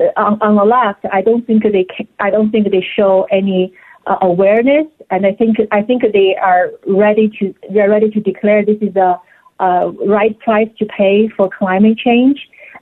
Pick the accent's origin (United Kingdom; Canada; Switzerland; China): China; English is a second language; now in United States; I came from China. I lived through food shortages before. I had never imagined that I would have to live it again in the United States.